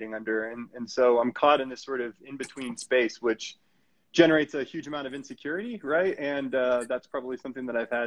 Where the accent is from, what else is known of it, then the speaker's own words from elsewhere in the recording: Colorado, United States; also born or lived in Okinawa, Japan; came to the U.S. at the age of 2, right to Colorado